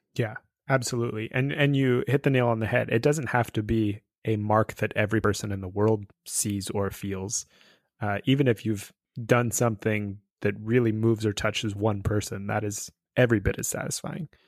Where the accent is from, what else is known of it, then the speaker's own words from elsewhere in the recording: California, United States; growing up in California, uh, in the, like, eighties and nineties.